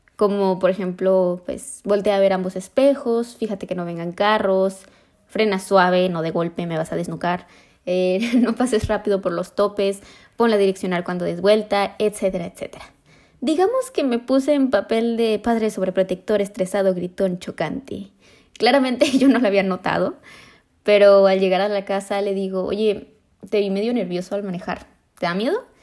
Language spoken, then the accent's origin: Spanish; Mexico